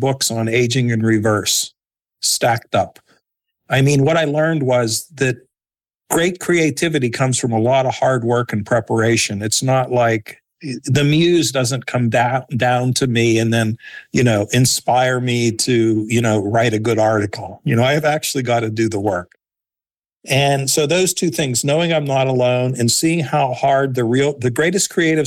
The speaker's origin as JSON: {"language": "English", "town": "Pittsburgh", "region": "Pennsylvania", "country": "United States", "tie": "born or raised there", "said": "I grew up in Pittsburgh, PA"}